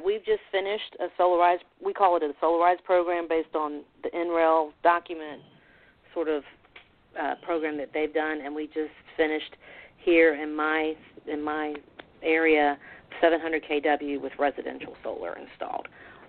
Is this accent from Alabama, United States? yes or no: yes; Alabama, United States; also born or lived in Tampa, Florida; now in Atlanta, United States; people think I'm from Alabama because my formative years were spent in Alabama. I never really talk about my Florida roots, but I have family all over the state